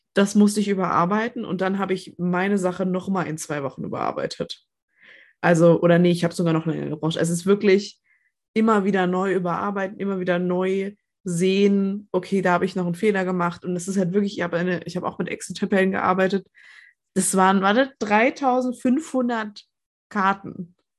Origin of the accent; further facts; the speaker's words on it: Nuremberg, Bavaria, Germany; Ja, ich komme aus Nürnberg